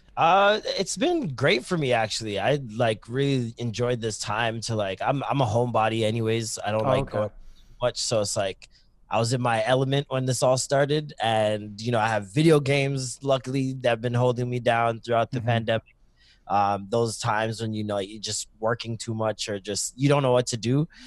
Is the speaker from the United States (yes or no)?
no; Toronto, Ontario, Canada; also born or lived in Maple, Ontario; I started in Toronto, then I moved to Scarborough for a lot of years. And then um, Scarborough, I moved to Maple um, when I started high school.